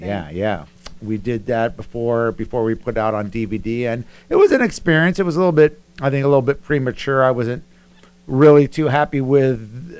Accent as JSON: {"language": "English", "town": "Huntington Beach", "region": "California", "country": "United States", "tie": "born or raised there", "also_born_or_lived": "Chico", "said": "I grew up in Huntington Beach"}